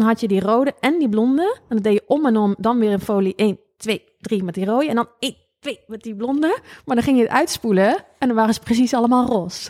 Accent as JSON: {"language": "Dutch", "town": "Lobith", "region": "Gelderland", "country": "Netherlands", "said": "ik kom uit Lobit"}